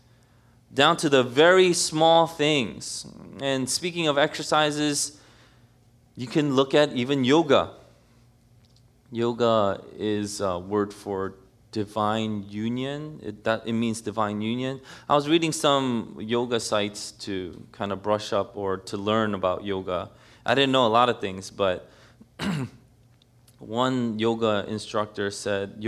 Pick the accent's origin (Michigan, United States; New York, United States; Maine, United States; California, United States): New York, United States; New York City; moved away as an adult; now in New Jersey, United States; I grew up in New York City all my life